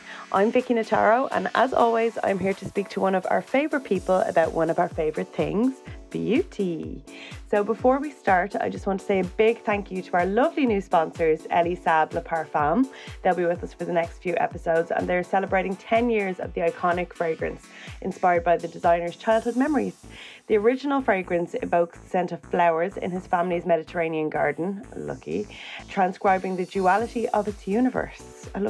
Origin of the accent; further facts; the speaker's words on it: Ireland; But like, we're Irish people, we're really nosy.